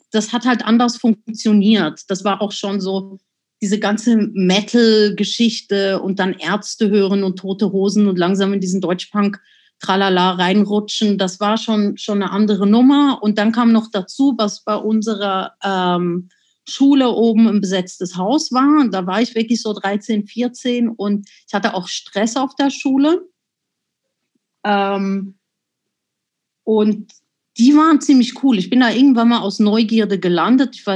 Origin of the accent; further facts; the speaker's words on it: Zurich, Switzerland; Und ich bin ja in der Agglomeration von Zürich groß geworden. Äh, Seebach hieß das Kaff